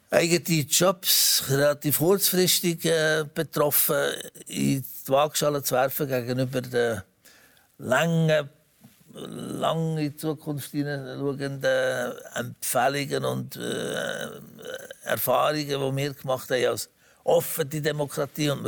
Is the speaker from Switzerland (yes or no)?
yes; Switzerland; da kann man als Schweizer nur sagen